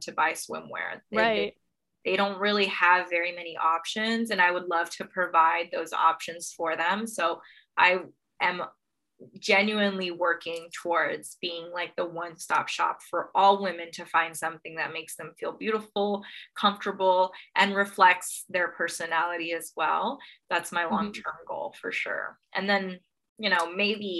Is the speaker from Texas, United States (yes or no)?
yes; Texas, United States; I'm from Texas and Texas is pretty conservative